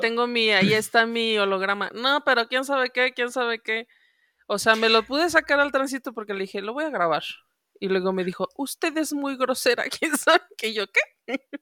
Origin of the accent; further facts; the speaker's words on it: León, Guanajuato, Mexico; moved away as an adult; now in Mexico City, Mexico; lo que yo no pude hacer en León, porque yo me tuve que venir